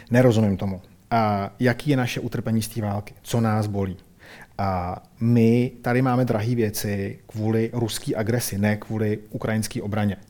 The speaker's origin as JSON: {"language": "Czech", "country": "Czechia", "said": "my jsme Češi"}